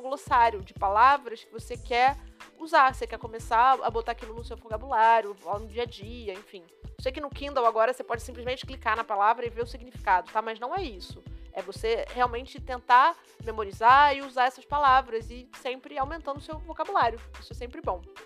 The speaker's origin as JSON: {"language": "Portuguese", "country": "Brazil", "said": "Estamos aqui em Portugal, somos brasileiros."}